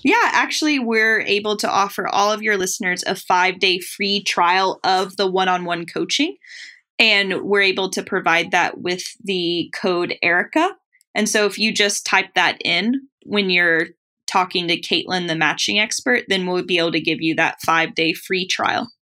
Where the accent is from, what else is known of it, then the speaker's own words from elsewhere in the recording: Tennessee, United States; I grew up in Tennessee